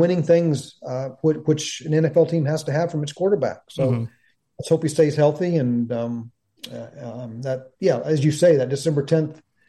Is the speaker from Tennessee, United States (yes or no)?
yes; Knoxville, Tennessee, United States; now in Memphis, United States; I was born in Knoxville, son of UT alumni